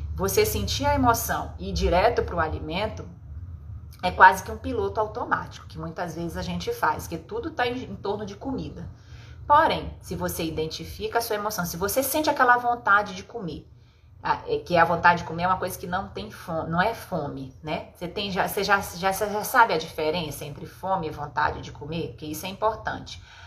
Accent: Pará, Brazil; a gente é paraense

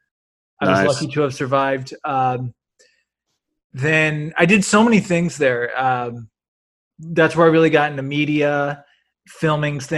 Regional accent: Illinois, United States; also born or lived in Las Vegas, Nevada; now in Los Angeles, United States; I moved here from Vegas, but I grew up in Illinois in a small town.

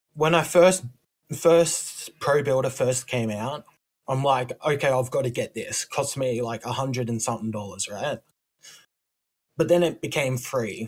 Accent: Australia; I come from Australia

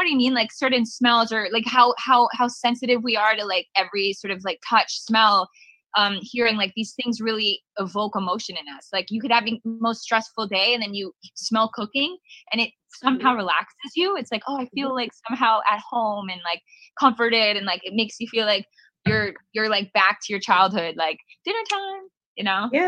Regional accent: Canada; I'm not even an LA girl. I'm actually from Canada

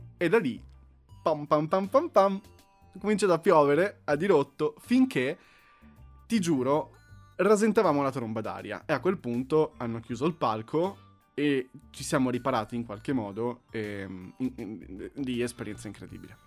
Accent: Monza, Lombardy, Italy; Io sono di Monza

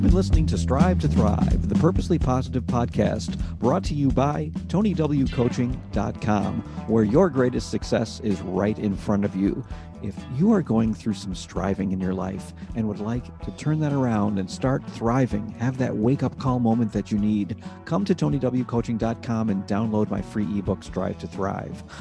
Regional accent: Rochester, New York, United States; I'm originally from New York City, but I grew up in Rochester, New York

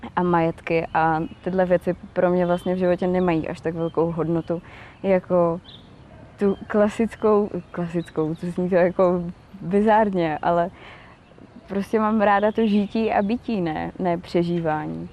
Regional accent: Kružberk, Moravian-Silesian Region, Czechia; Jsem z malé vesnice u Opavy, z Kružberku

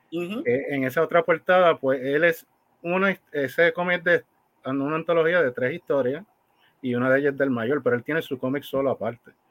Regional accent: Fajardo, Puerto Rico; Pues de donde yo soy.

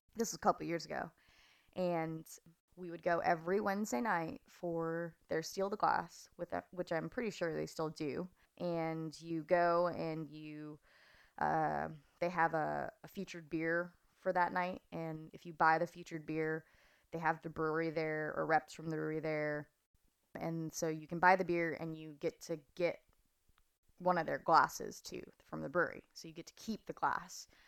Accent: Fresno, California, United States; moved away as an adult; also born or lived in Chattanooga, Tennessee; now in Santa Barbara, United States; my parents moved to Fresno, California for some reason. Um, I spent most of elementary school, junior high, high school there

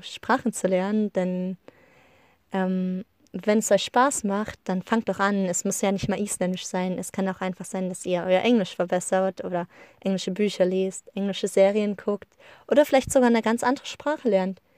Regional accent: Germany; wir Deutschen

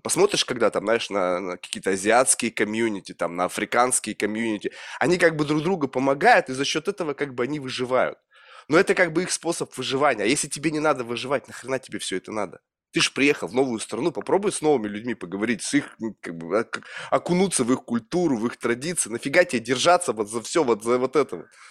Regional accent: Russia; moved away as an adult; из России

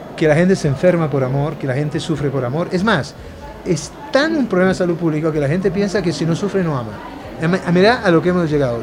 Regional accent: Argentina; moved away as an adult; also born or lived in Naples, Italy / Colombia; yo me crié en la Argentina siendo muy pobre

